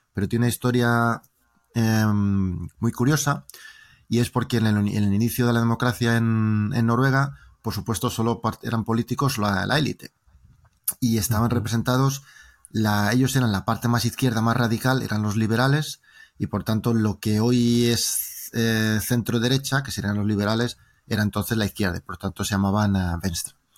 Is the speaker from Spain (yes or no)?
yes; Valladolid, Castile and León, Spain; accent: Spanish; moved away as an adult; also born or lived in Norway; now in Drammen, Norway; Yo soy español, me interesa lo que pasa en España